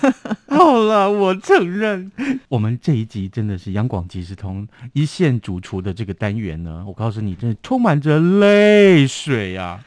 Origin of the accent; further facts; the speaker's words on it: Tainan, Taiwan; first language Hokkien; Chinese is a second language; also born or lived in Taipei; 我们台南人了啊，呃，从小我都讲闽南语